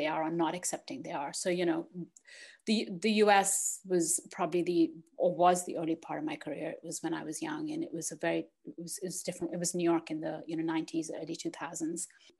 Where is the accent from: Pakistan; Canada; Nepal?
Pakistan; moved away; also born or lived in United States / Netherlands / Australia; I was born in Pakistan, I've lived in the US